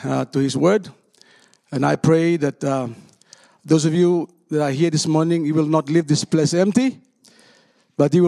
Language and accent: English; Solomon Islands; I come from Solomon Islands, a country of 800,000 people